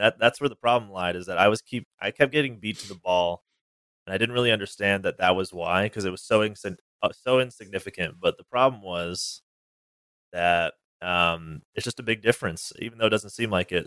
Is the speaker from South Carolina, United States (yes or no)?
no; Northern California, United States; also born or lived in Washington; now in Southern California, United States; I originally grew up in Northern California, but I moved to Washington, um, for college